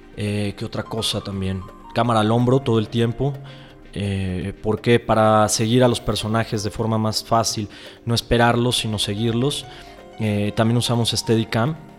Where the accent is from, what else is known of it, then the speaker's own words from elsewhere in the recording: Uruapan, Michoacán, Mexico; en Uruapan, Michoacán, eh, que es de donde, donde yo nací y crecí